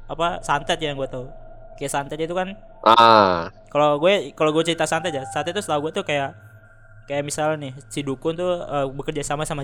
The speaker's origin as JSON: {"language": "Indonesian", "region": "Jabodetabek", "country": "Indonesia", "said": "jadi dulu ya gue dari Jabodetabek"}